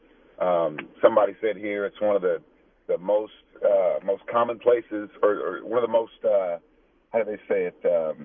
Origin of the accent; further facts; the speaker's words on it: Tucson, Arizona, United States; being born and raised in Tucson, I've seen it